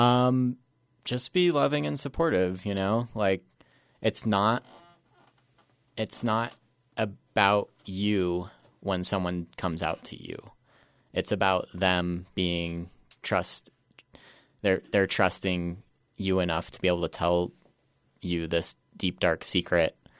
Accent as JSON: {"language": "English", "town": "Glenwood Springs", "region": "Colorado", "country": "United States", "tie": "born or raised there", "also_born_or_lived": "Roaring Fork Valley / Aspen / Denver", "said": "I grew up in Glenwood Springs, was born and raised there."}